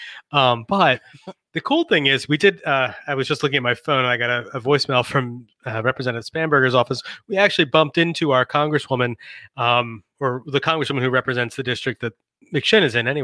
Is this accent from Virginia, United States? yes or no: yes; Northern Virginia, United States; also born or lived in Richmond, Virginia; I'm from Northern Virginia, or at least I have family in Northern Virginia.